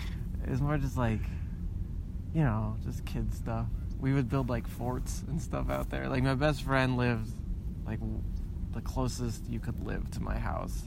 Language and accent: English; Tucson, Arizona, United States; grew up on the east side